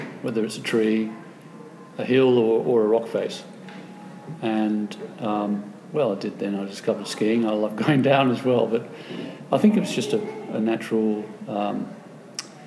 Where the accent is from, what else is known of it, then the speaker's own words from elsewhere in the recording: Australia; I'm from Australia, we don't have any high mountains.